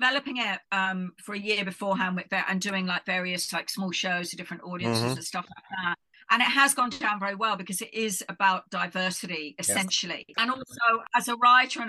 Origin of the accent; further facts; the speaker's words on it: London, United Kingdom; moved away as an adult; now in Ireland; my childhood in Irish London